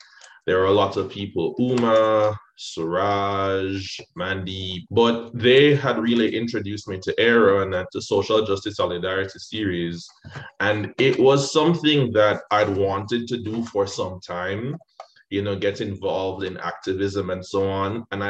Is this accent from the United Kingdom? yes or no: no; Jamaica; also born or lived in Houston, United States; now in Denver, United States; even though I grew up in Jamaica, I was born in Houston. My father lives in Houston.